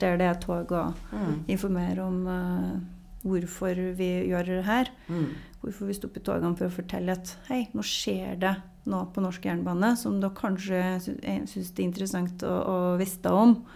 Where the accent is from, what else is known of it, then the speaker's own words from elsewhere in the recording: Namsos, Trøndelag, Norway; da jeg vokste opp der, så var det en liten skole